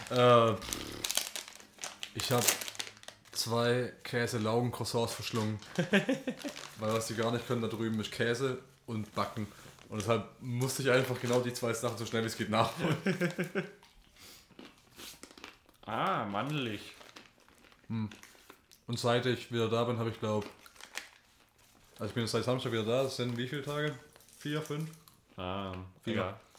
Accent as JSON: {"language": "German", "country": "Germany", "said": "weil wir gedacht haben, ah, wir sind Deutsche, wir müssen halt irres reingehen"}